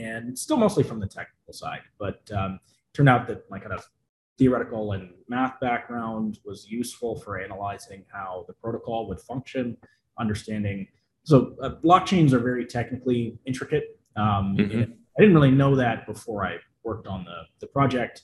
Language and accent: English; New York City, New York, United States; I'm from New York City, pretty technical person